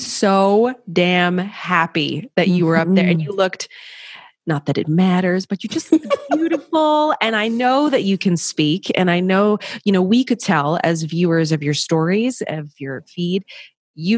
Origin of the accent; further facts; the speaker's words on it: near Montreal, Quebec, Canada; growing up in Quebec, in close to Montreal, very close